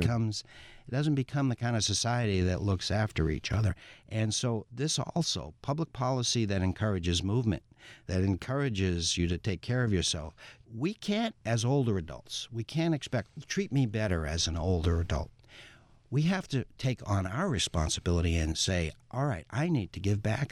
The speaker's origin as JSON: {"language": "English", "region": "Massachusetts", "country": "United States", "said": "I'm in public health and I'm from Massachusetts"}